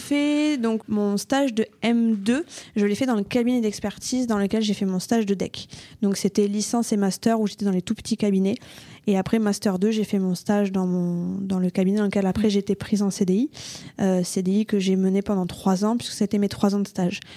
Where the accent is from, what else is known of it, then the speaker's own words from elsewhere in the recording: Toulouse, Occitania, France; Je suis née à Toulouse de parents euh, pas forcément toulousains euh, qui étaient un peu partout en France et j'ai vécu à Toulouse, j'ai grandi à Toulouse et pour l'instant je suis restée euh, sur Toulouse.